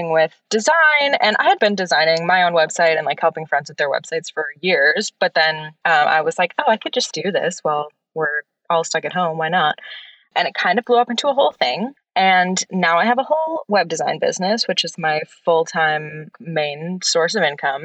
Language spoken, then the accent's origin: English; Wisconsin, United States; moved away as an adult; now in New York City, United States; I am from Wisconsin and I grew up performing and like doing all the theater in my school